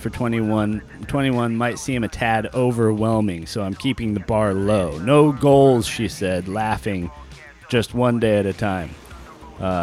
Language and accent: English; Long Beach, California, United States; I was born in Long Beach